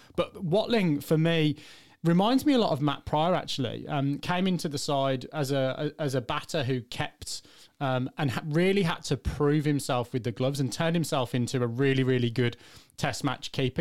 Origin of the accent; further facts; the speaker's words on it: England, United Kingdom; as an English fan